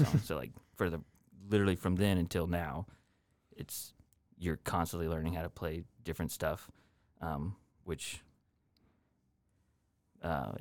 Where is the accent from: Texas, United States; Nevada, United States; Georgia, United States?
Georgia, United States; Augusta; also born or lived in Lake City, Florida / Aiken, South Carolina; I was born in Florida, Lake City, probably around 8 years old. We moved to Augusta